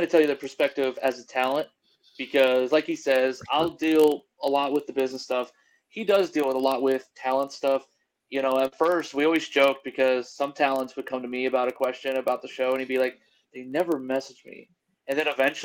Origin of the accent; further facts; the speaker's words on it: Algona, Iowa, United States; my hometown's Algona, Iowa